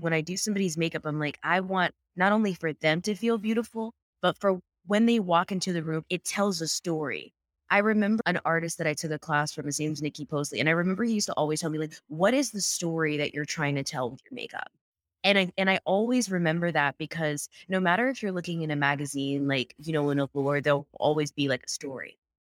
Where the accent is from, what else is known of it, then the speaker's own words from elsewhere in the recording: North Carolina, United States; moved away as an adult; now in New York, United States; I live in New York now, but I'm from North Carolina